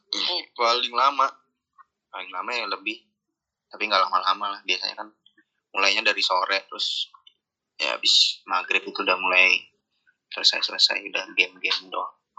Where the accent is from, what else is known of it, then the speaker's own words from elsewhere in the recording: Bekasi, West Java, Indonesia; also born or lived in Kemang, Bekasi; rumah gua dari kecil di Jatiasih dari SD itu